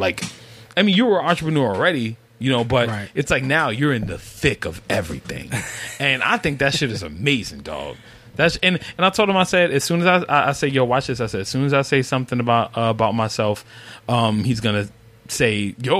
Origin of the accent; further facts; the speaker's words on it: New York, United States; being a New Yorker